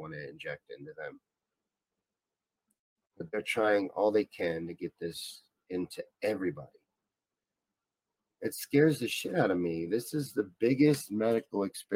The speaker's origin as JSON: {"language": "English", "region": "Kentucky", "country": "United States", "tie": "born or raised there", "said": "This is from the neck of the woods where I'm from. I grew up in Kentucky"}